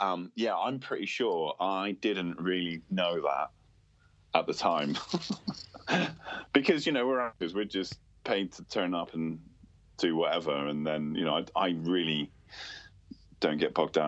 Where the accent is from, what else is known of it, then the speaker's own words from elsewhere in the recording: Cornwall, South West England, United Kingdom; also born or lived in Wales; being Cornish and being from Cornwall